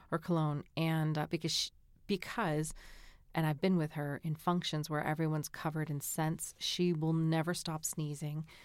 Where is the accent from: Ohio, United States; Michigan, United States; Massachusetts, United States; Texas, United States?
Massachusetts, United States; growing up in Massachusetts, we lived, um, there's a big, big hill with a little pond behind our house